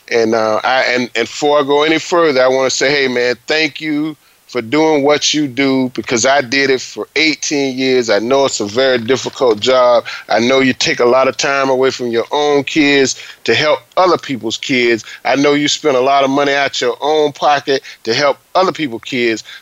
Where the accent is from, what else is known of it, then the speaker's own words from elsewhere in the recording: Palatka, Florida, United States; played at my hometown in Palatka, Florida.